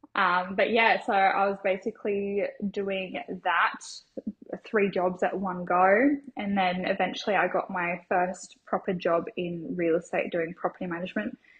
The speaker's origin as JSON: {"language": "English", "town": "Logan", "region": "Queensland", "country": "Australia", "tie": "born or raised there", "said": "I grew up on the south side of Brisbane, so in Logan area"}